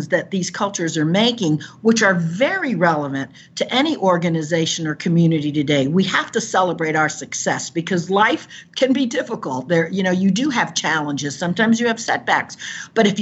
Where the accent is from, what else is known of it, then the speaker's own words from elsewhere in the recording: Caribbean coast of Nicaragua, Nicaragua; moved away; I was born on the Caribbean coast of Nicaragua, where there are many cultures there